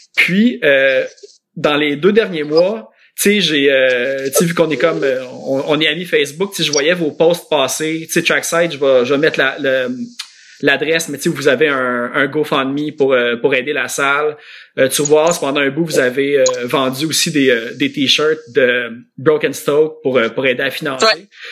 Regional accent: Laval, Quebec, Canada; also born or lived in Verdun, Montreal; je suis née à Verdun, mais à deux mois, j'étais déjà à Sainte-Dorothée

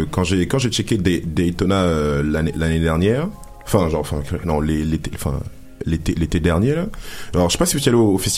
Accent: Rennes, Brittany, France; now in Montreal, Canada; Moi, je suis de Rennes.

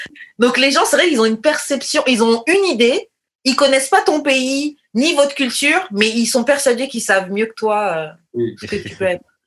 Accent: France; j'ai grandi en France

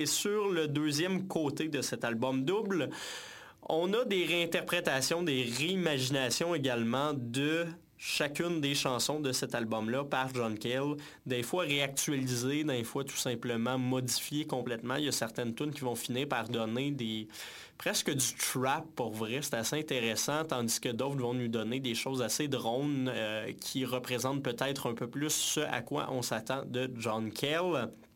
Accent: Saint-Hyacinthe, Quebec, Canada; Mascoutin originaire de Saint-Hyacinthe, bien entendu mon patelin d'origine.

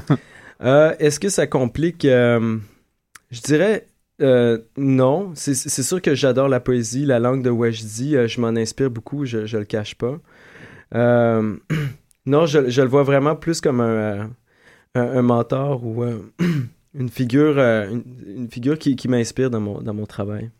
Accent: Quebec, Canada; j'ai vraiment défini mon identité en tant que Québécois

